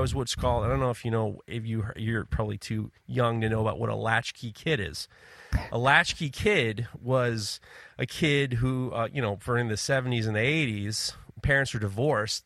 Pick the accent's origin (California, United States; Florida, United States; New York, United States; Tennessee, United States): New York, United States; I'm from New York